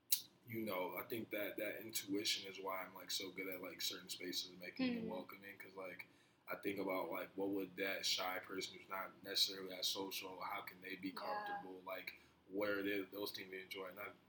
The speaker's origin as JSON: {"language": "English", "region": "New Jersey", "country": "United States", "tie": "born there", "said": "I was born in New Jersey, so, like, I don't have my birth certificate, so I gotta go back over there to get it there"}